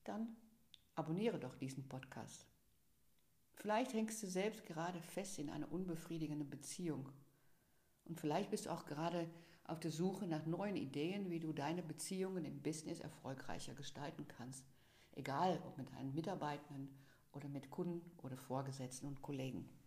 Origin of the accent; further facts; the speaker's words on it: Netherlands; born there; German is a second language; Ich bin, wie du sicherlich hörst, gebürtige Niederländerin